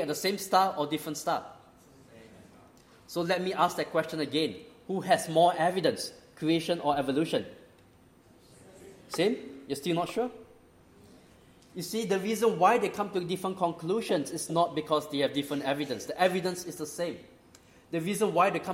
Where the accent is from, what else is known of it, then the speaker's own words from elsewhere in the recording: Singapore; moved away; also born or lived in Australia; I grew up in Singapore.